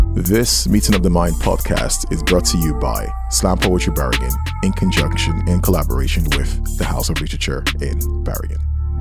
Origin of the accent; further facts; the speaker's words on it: Nigeria; now in Norway; my story growing up in Nigeria.